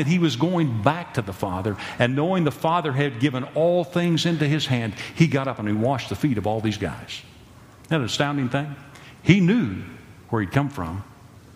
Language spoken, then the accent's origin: English; Texas County, Oklahoma, United States; I came from Texas County, Oklahoma.